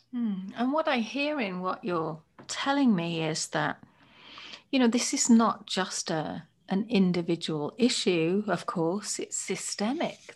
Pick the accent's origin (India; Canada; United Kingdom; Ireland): United Kingdom; moved away as an adult; now in United States; I'm a British white woman